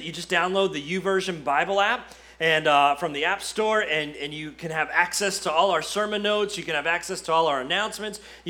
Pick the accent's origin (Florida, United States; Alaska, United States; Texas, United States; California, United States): Florida, United States; moved away as an adult; now in Kentucky, United States; we're from Florida